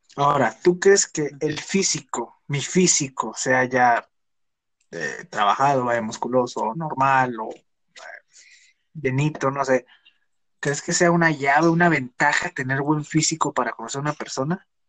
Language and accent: Spanish; Mexico; somos mexicanos todos